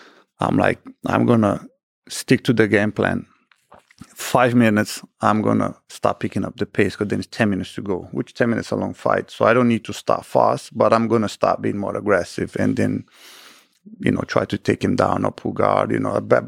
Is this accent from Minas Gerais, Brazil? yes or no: no; Rio de Janeiro, Brazil; That was in Rio. So my hometown.